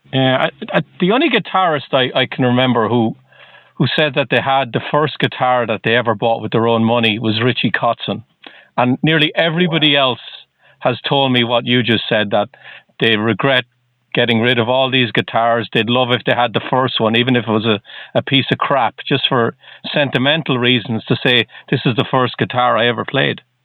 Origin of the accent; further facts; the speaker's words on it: Ireland; now in Boston, United States; I'm not from the U.S. originally. I'm from Ireland.